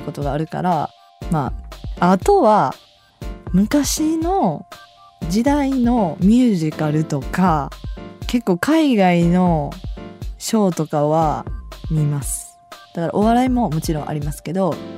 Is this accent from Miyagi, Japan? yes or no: no; Osaka, Japan; 私大阪なんで毎週土曜日やっててそれ見て育ってきた